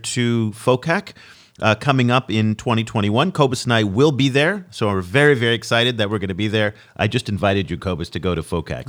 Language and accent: English; California, United States; me as a Californian